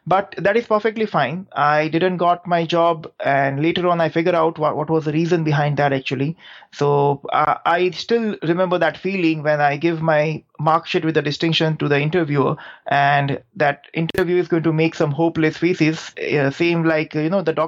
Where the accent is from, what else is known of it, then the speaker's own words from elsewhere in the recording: Gujarat, India; English is a second language; I'm actually a typical Gujarati guy who born and brought up in Gujarat only